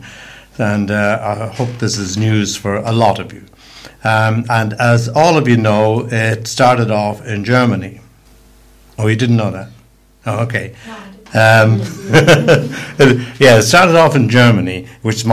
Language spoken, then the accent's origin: English; Dublin, Leinster, Ireland; now in United Kingdom; I was born in Dublin and have lived in the UK since 1960